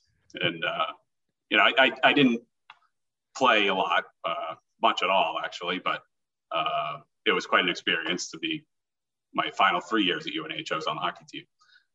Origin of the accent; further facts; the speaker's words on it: Milton, Massachusetts, United States; A young …, I guess, was just always playing sports